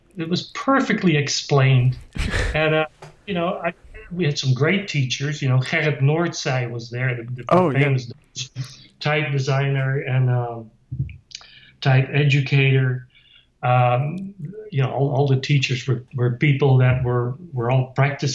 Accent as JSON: {"language": "English", "country": "Netherlands", "tie": "born or raised there", "moved": "yes", "said": "I grew up in Holland"}